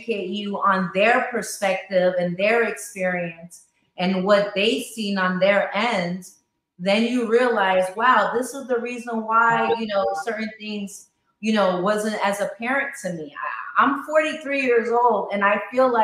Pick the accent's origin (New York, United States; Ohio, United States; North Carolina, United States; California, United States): New York, United States; New York City; I grew up in Queens